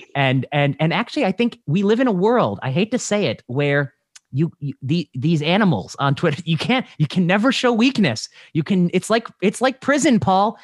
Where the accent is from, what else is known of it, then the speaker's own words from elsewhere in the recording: Indiana, United States; I grew up in Indiana